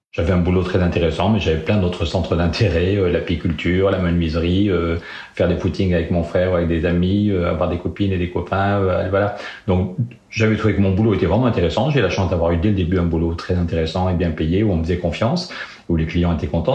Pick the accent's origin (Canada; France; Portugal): France; Périgueux, Nouvelle-Aquitaine; je suis né à Périgueux en 1964